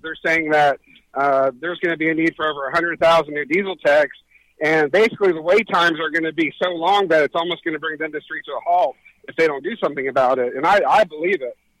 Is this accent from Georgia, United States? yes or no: yes; Atlanta, Georgia, United States; my home state of Georgia, um, I'm, I'm from North Atlanta